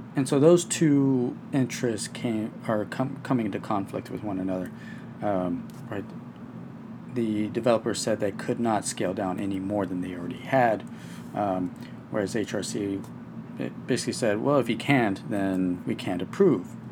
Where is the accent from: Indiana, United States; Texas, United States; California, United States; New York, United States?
Texas, United States; my home state of Texas